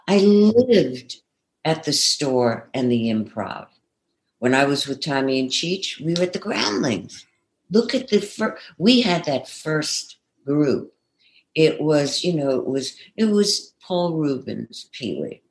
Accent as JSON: {"language": "English", "town": "New York City", "region": "New York", "country": "United States", "tie": "born or raised there", "also_born_or_lived": "Manhattan", "accent": "Brooklyn", "moved": "as an adult", "lives_now": "California, United States", "said": "I grew up in Brooklyn, and uh, you know, apartments in Manhattan"}